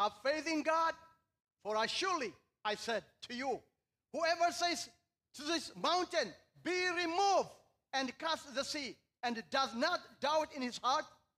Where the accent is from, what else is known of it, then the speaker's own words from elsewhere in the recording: Eritrea; moved away as an adult; now in Seattle, United States; I was born and raised in Eritrea